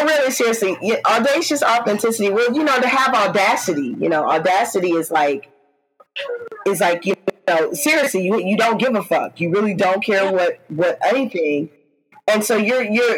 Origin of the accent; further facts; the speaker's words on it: Midwest, United States; accent: Midwest, twangy; moved away as an adult; now in East Coast, United States; Although I live on the East Coast and have lived on the East Coast for more than 20 years, I am Midwest. And there's a lot of times where my accent will jump out